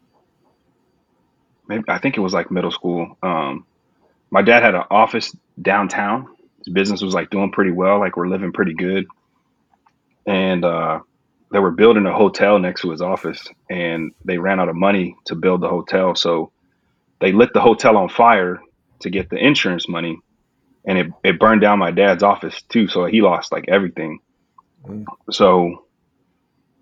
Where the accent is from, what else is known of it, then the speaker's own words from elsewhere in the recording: San Antonio, Texas, United States; now in Houston, United States; I'm from San Antonio, Texas, born and raised there.